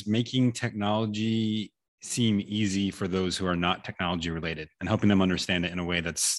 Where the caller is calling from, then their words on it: Austin, Texas, United States; I am located in Austin, Texas, USA.